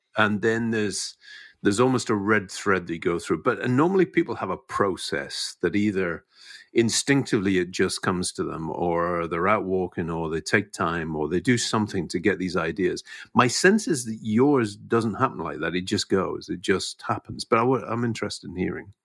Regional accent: Scotland, United Kingdom; as a Scotsman

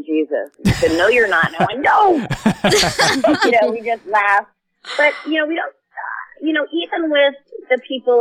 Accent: New Hampshire, United States; I grew up in New Hampshire

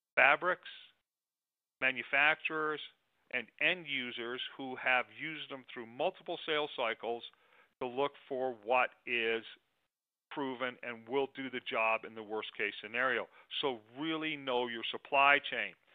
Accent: Arizona, United States; my home state of arizona

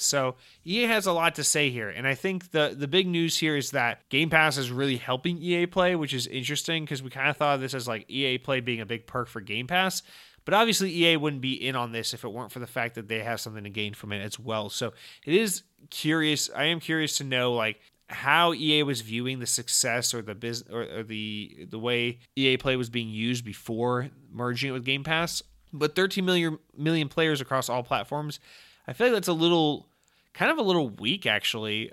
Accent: Georgia, United States; I, I, I'm from Georgia

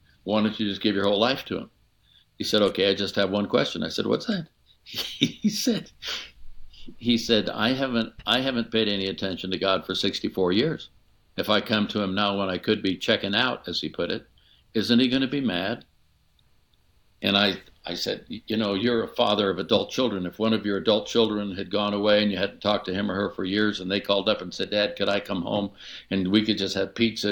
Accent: Oakland, California, United States; moved away; I'm a kid from East Oakland

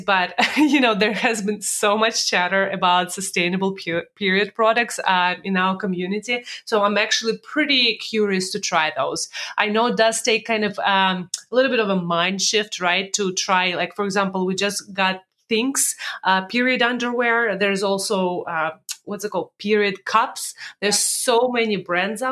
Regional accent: Russia; moved away; when I was born in Russia, in USSR

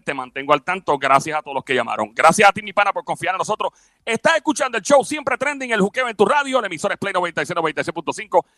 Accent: Puerto Rico; also born or lived in New York; nosotros venimos de Puerto Rico, un lugar donde siempre decimos buen provecho

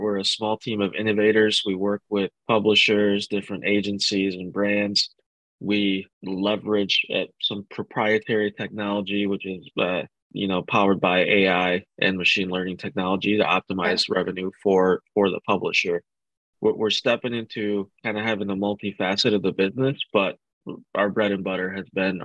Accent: Grand Rapids, Michigan, United States; born and raised in Grand Rapids, Michigan

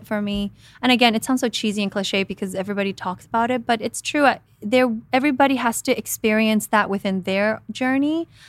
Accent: Guatemala; moved away; I mean, I came from Guatemala by myself thinking I was going to be in television, right?

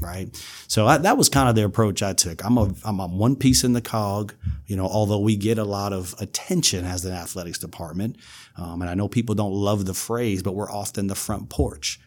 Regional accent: New York City, New York, United States; moved away as an adult; also born or lived in South Carolina / Arkansas; now in Louisiana, United States; I'm from New York City

